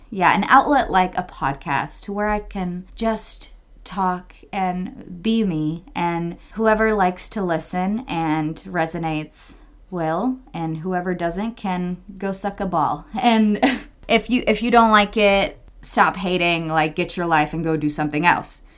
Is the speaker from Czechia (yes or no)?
yes; Czechia; moved away; my home country, Czech Republic